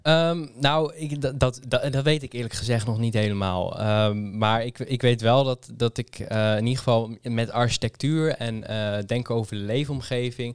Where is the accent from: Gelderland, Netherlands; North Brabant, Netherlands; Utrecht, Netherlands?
Utrecht, Netherlands; Amersfoort; ik kom uit Amersfoort